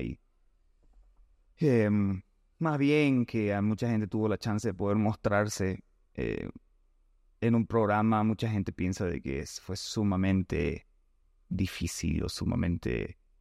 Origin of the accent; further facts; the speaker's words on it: Bolivia; aquí en Bolivia, en mi tierra